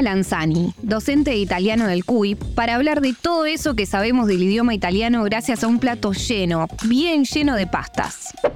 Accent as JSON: {"language": "Spanish", "country": "Argentina", "tie": "born or raised there", "said": "¿Qué me van a hablar a mí de italianidad si nací en Argentina?"}